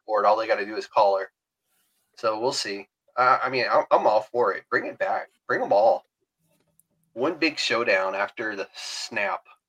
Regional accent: Alabama, United States; I'm from Alabama

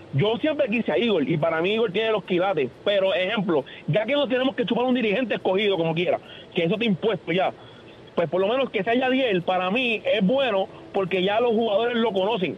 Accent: Puerto Rico; como puertorriqueño

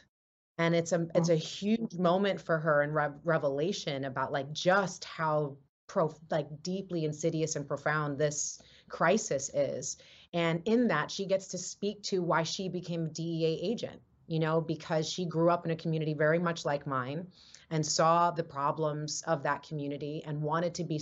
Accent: New York, United States; I grew up in New York in the Lower East Side during the HIV, AIDS, crack, cocaine disparity, heroin crisis

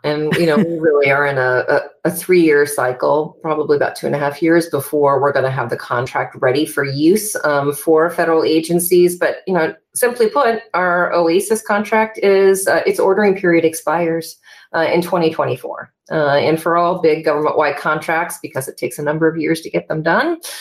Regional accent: Wrangell, Alaska, United States; moved away as an adult; also born or lived in Seattle, Washington; I left my hometown in Wrangell, Alaska, and moved to Seattle to go to college

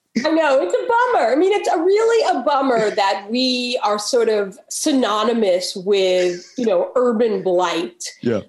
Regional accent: New York, United States; now in Baltimore, United States; I grew up in New York actually

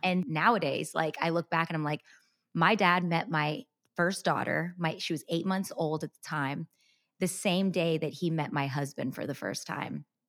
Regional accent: United States; born and raised in America

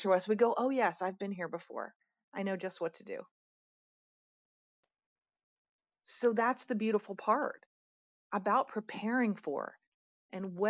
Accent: Pennsylvania, United States; moved away; also born or lived in Atlanta; I'm in my home state today

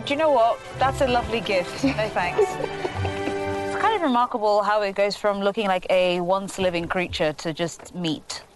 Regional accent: United Kingdom; also born or lived in Nigeria; I I grew up in Britain and also in Nigeria.

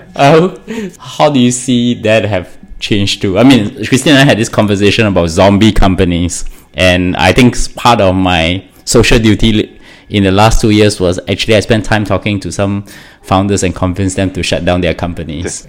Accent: Singapore; I'm Singaporean

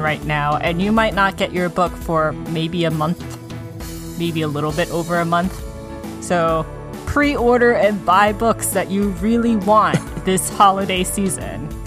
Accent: United States; we're Asian American

